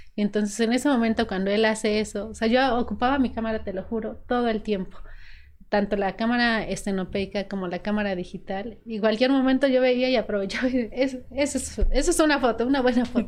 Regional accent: Acuamanala, Tlaxcala, Mexico; also born or lived in Mexico City; Toda nuestra familia estaba acá en Tlaxcala, porque su papá es de Apizaco, yo soy de Aquamanar

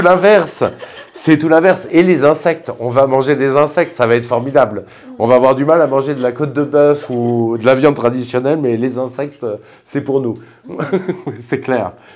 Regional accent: France; je suis français

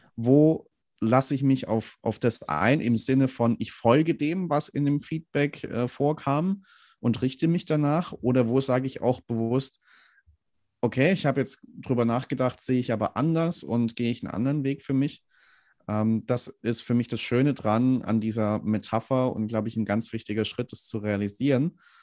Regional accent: Swabia, Germany; Ich komme aus dem Schwabenland, da ähm, sagt man ganz gern, ähm, nicht gemeckert ist genug gelobt.

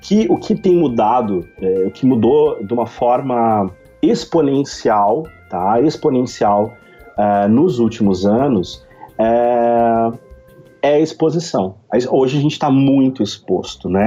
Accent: Novo Hamburgo, Rio Grande do Sul, Brazil; sou de Novo Hamburgo, Rio Grande do Sul

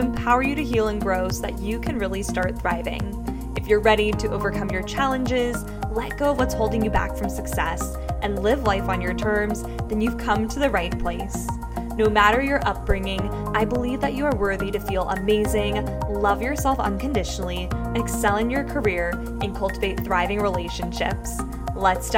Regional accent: San Diego, California, United States; I am born and raised in San Diego

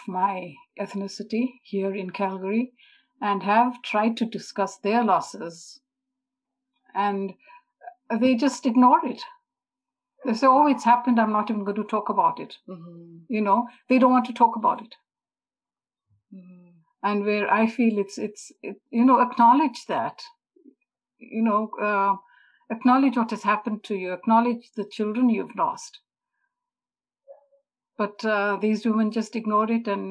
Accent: Zimbabwe; moved away; also born or lived in India; I didn't grow up in a typical East Indian family as such. I come from Zimbabwe

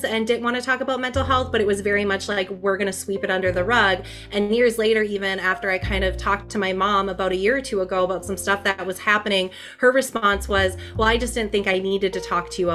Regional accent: Minnesota, United States; born or raised there; also born or lived in Twin Cities, Minnesota

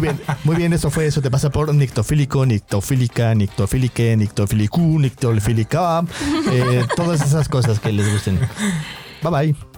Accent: Mexico; como mexicanos

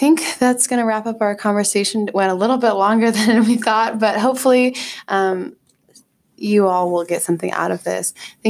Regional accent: Oakland, California, United States; now in Portland, United States; I'm from Oakland

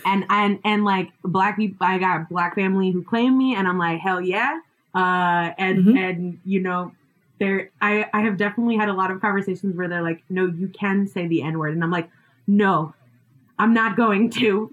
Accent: Puerto Rico; I grew up in Puerto Rico

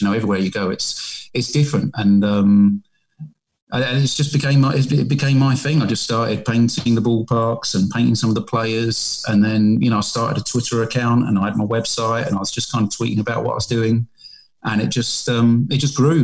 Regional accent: England, United Kingdom; accent: British; moved away as an adult; also born or lived in South Korea; I'm a British guy, as you can tell by my accent

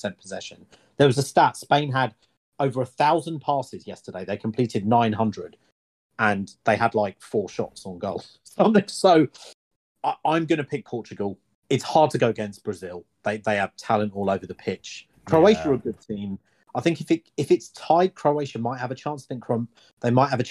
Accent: England, United Kingdom; as I'm English

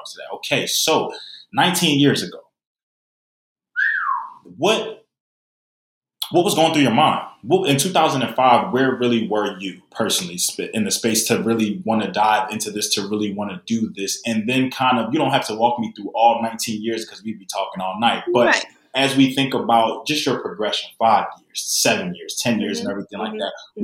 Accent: Philadelphia, Pennsylvania, United States; also born or lived in Greenville, North Carolina / Syracuse, New York; now in Tampa, United States; growing up in Philly

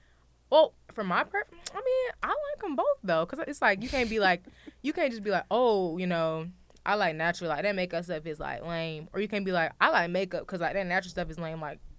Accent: Atlanta, Georgia, United States; Yeah, like, I'm from Atlanta. Right? See? Now I'm fighting for my status.

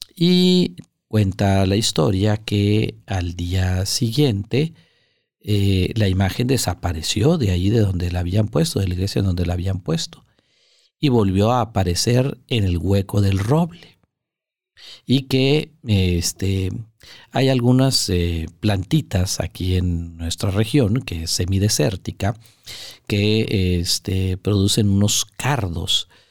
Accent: Monterrey, Nuevo León, Mexico; aquí en la ciudad de Monterrey, que es de donde yo soy y desde donde estamos grabando esto

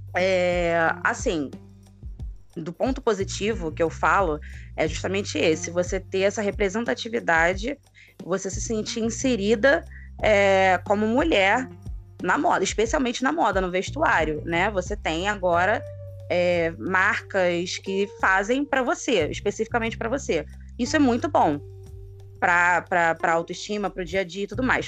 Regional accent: Rio de Janeiro, Brazil; Sou aqui do Rio de Janeiro, professora

